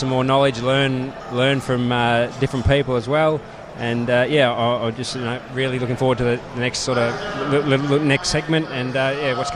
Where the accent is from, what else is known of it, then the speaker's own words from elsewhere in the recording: Victoria, Australia; I'm from Victoria.